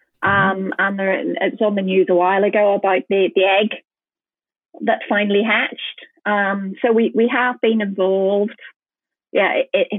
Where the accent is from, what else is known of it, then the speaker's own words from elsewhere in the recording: Northern Ireland, United Kingdom; moved away as an adult; now in Oban, United Kingdom; I'm originally from Northern Ireland